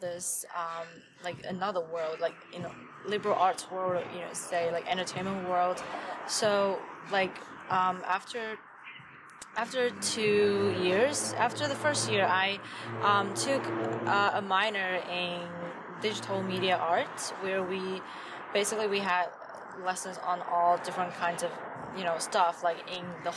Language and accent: English; Wenzhou, Zhejiang, China; English is a second language; moved away as an adult; also born or lived in Shaanxi, China; now in Los Angeles, United States; I was born in Shaanxi in China. It's like in the west part, which is closer to Beijing for you to kind of have a better idea of like where, like the geography. Then when I was 5, my family moved from Shaanxi to Wenzhou.